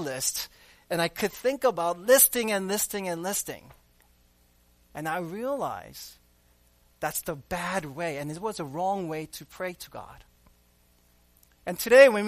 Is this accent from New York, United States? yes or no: yes; New York City, New York, United States; I grew up in New York City